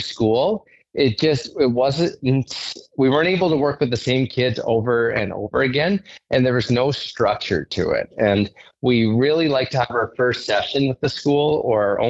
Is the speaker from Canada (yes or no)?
yes; Saskatoon, Saskatchewan, Canada; I'm from Saskatoon, and I ended up working at an inner city school in Saskatoon